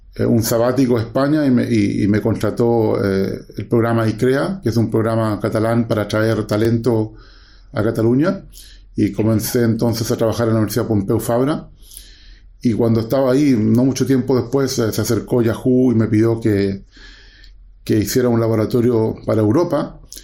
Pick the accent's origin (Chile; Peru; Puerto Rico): Chile; moved away as an adult; also born or lived in Waterloo, Canada; yo soy eh, chileno